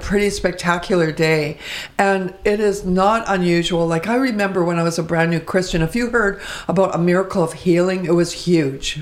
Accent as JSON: {"language": "English", "town": "Vancouver", "region": "British Columbia", "country": "Canada", "tie": "born or raised there", "said": "I was born and raised in Vancouver"}